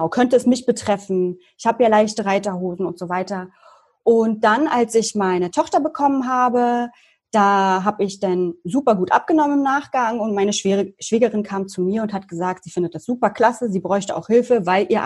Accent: Berlin, Germany; ich komme aus Berlin, bin jetzt 33 Jahre alt, also 87 geboren

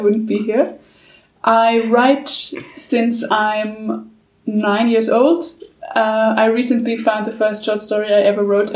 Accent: Vienna, Austria; I'm a big city girl. I'm from Vienna.

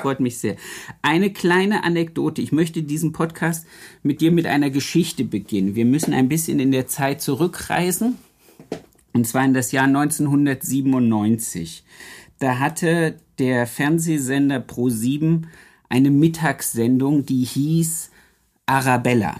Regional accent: Harz, Germany; ich komme ja aus dem Harz

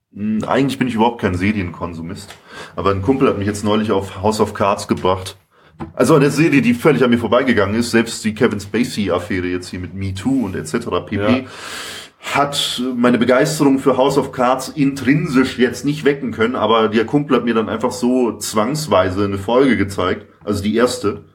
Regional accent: Nuremberg, Bavaria, Germany; also born or lived in Munich; Ich komme ursprünglich aus Nürnberg

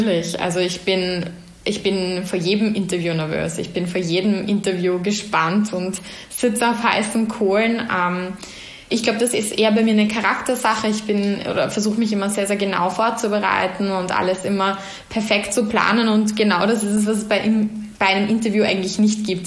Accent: Vienna, Austria; ich bin gebürtige Wienerin, ähm, habe aber starke Wurzeln eben nach Salzburg ähm, durch meine Familie.

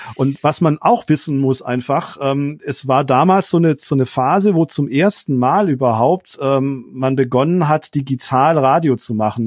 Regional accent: Rottweil, Baden-Württemberg, Germany; also born or lived in Mannheim / Friedrichshafen; Die Stadt Rottweil ist die Stadt, in der ich zur Schule gegangen bin, ist quasi meine Heimatstadt

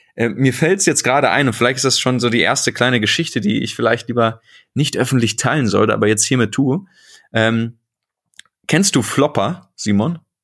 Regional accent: Bochum, North Rhine-Westphalia, Germany; ich bin im Herzen des Ruhrpots aufgewachsen. Äh, nicht nur in Bochum, sondern in Bochum-Wattenscheid

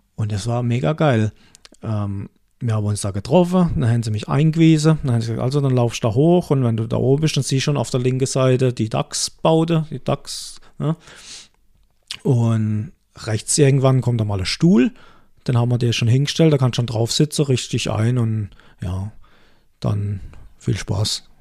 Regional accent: Baden-Württemberg, Germany; bei uns in Baden-Württemberg

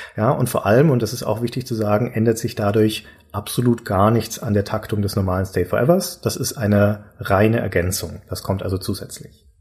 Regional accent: Nuremberg, Bavaria, Germany; ich liebe meine Heimatstadt

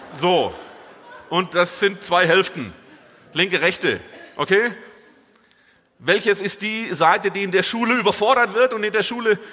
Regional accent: Swabia, Germany; moved away as an adult; now in Dortmund, Germany; Gebürtiger Schwabe

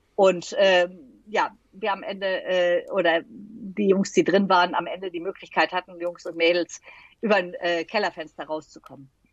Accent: Düsseldorf, North Rhine-Westphalia, Germany; ich bin Düsseldorferin

